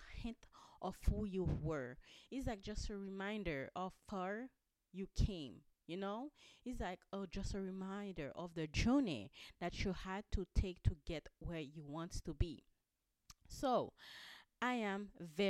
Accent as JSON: {"language": "English", "country": "Haiti", "said": "I'm from Haiti."}